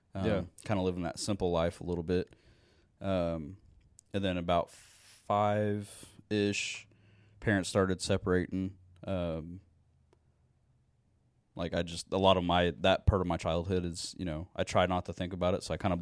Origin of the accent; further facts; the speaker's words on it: Muskogee, Oklahoma, United States; born there; So I was born in Muskogee.